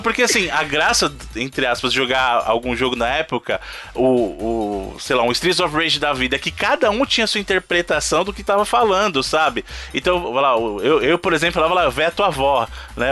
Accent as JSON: {"language": "Portuguese", "region": "São Paulo", "country": "Brazil", "said": "o Evandro e eu, que somos de São Paulo"}